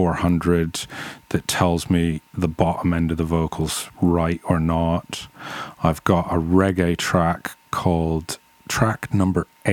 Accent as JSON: {"language": "English", "town": "Toronto", "region": "Ontario", "country": "Canada", "tie": "born or raised there", "also_born_or_lived": "England", "moved": "as an adult", "said": "I grew up in and around the Toronto area in Canada in the 1980s as a teenager. And I got over to England in the early 90s"}